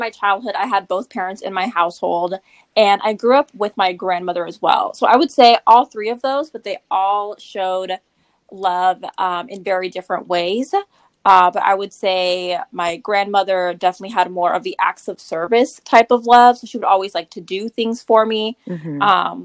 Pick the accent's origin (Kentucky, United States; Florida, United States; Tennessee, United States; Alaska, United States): Alaska, United States; now in Oregon, United States; I am Colombian and Mexican, but I was raised in Alaska